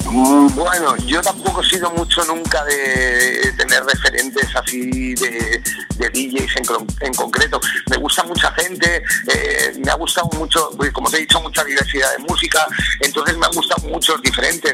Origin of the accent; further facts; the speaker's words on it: Spain; en mi país me siento muy querido